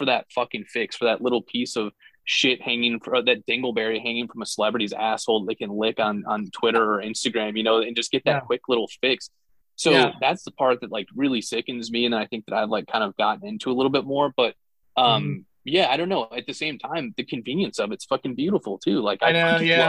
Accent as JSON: {"language": "English", "region": "Northern Indiana", "country": "United States", "said": "I'm from Northern Indiana."}